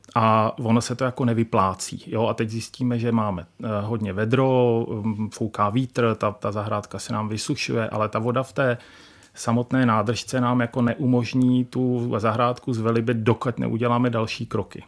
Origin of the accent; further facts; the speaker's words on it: Czechia; Já jsem eh, z Podbrdská, tam ty vlhké louky